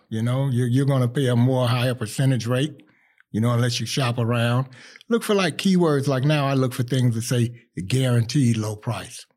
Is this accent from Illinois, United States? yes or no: yes; Chicago, Illinois, United States; I'm from Chicago, West Side, East Side, you name it, I claim it